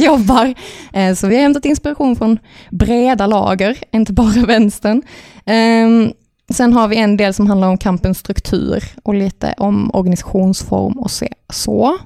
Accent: Örtofta, Skåne, Sweden; vi kommer från Örtofta, som är en härlig bruksort

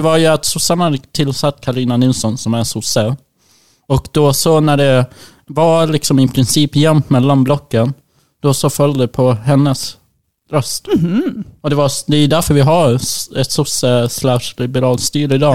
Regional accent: Umeå, Västerbotten County, Sweden; växte jag upp i Umeå

